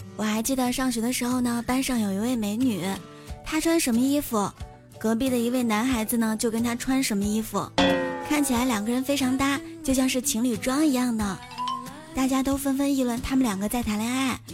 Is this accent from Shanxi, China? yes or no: yes; Shanxi, China; now in Qingdao, China; 山西是面食之乡